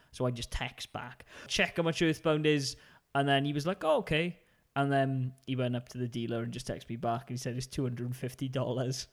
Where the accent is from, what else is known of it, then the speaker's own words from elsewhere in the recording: United Kingdom; being British